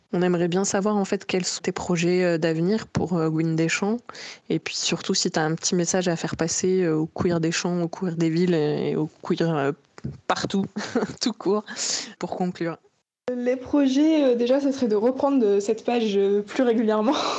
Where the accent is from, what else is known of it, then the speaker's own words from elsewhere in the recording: the countryside of the Nord, Hauts-de-France, France; moved away as an adult; also born or lived in Bordeaux; now in Corrèze, France; je viens de la campagne, du Nord, voilà, où j'ai vécu pendant 20 ans